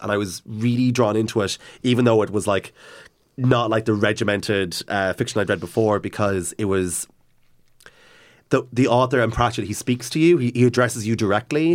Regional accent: Cavan, Ulster, Ireland; growing up in Cavan

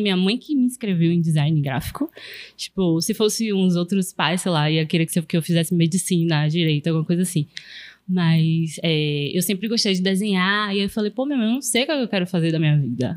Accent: Northeast Region, Brazil; eu sou nordestino

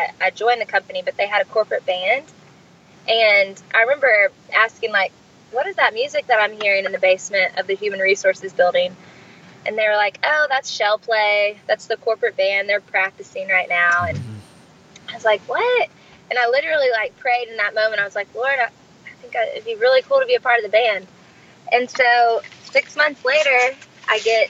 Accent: Arkansas, United States; I'm from Arkansas, born and raised, big family, very close-knit

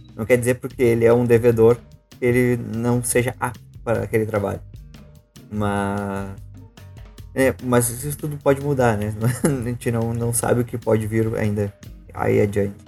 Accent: Rio Grande do Sul, Brazil; sou gaúcho

